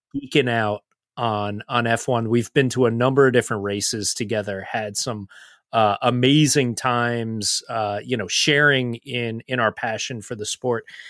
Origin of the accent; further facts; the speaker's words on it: United States; as American fans